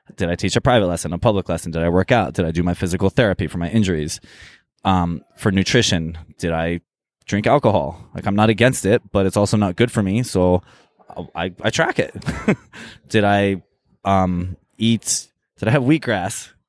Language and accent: English; Eugene, Oregon, United States; also born or lived in Jerusalem / Cairo / Tokyo; now in Los Angeles, United States; I grew up in, uh, actually Eugene, Oregon